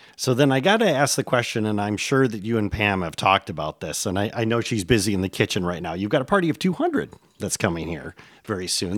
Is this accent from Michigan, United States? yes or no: yes; Michigan, United States; moved away; After 20 years, I've returned to my native Michigan